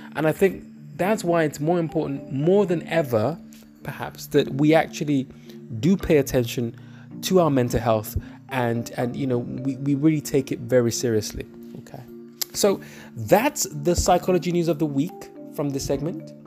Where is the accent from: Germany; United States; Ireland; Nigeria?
Nigeria; I'm Nigerian